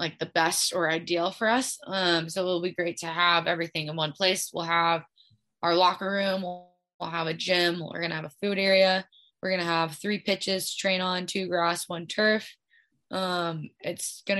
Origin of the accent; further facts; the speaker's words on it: Kansas City, Missouri, United States; moved away as an adult; also born or lived in Nebraska; I was able to stay home and represent my hometown and play in the city that I grew up